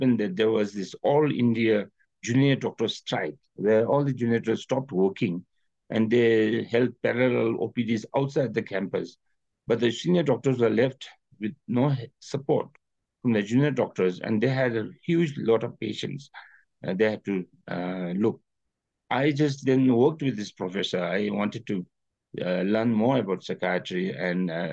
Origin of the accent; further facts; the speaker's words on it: Paro, Bhutan; I was in Paro at that time, in my hometown